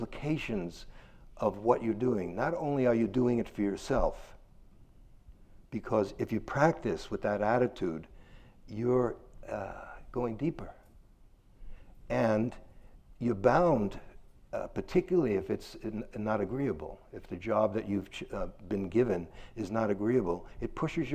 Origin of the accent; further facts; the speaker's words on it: New York City, New York, United States; I'm from Brooklyn